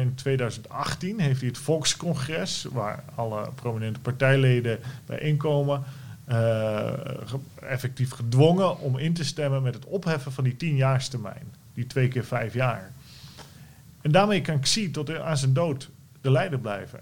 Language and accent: Dutch; Netherlands; wij als Nederlanders